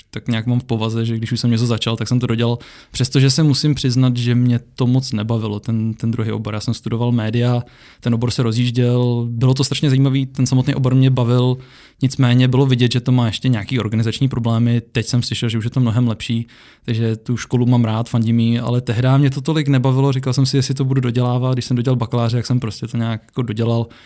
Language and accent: Czech; Czechia; Já jsem Čech, žiju v České republice a tady je pořád školství zadarmo.